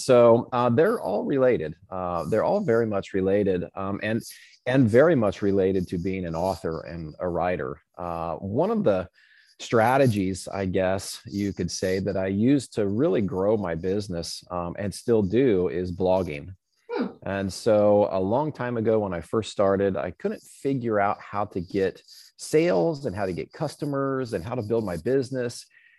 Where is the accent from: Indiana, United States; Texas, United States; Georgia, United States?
Indiana, United States; Yeah, so I grew up in Boy Scouts in Southern Indiana.